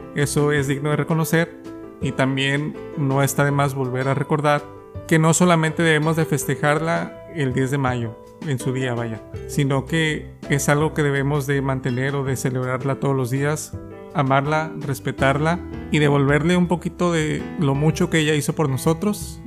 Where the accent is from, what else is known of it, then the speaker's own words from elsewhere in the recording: Mexico; Nosotros como mexicanos